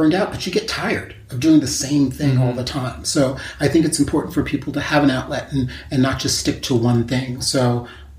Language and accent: English; New York, United States; also born or lived in San Francisco, California; I'm from New York